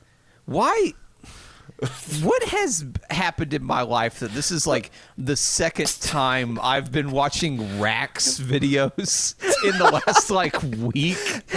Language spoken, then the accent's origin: English; the South, United States; accent: southern; my southern accent